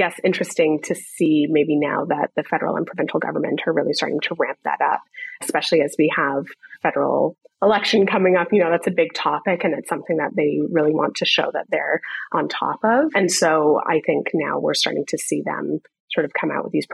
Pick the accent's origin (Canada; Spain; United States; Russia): Canada; Toronto, Ontario; born and raised in Toronto